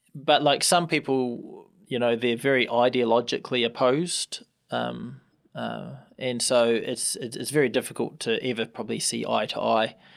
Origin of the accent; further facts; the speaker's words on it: Hamilton, Waikato, New Zealand; also born or lived in Tauranga; I grew up here, Hamilton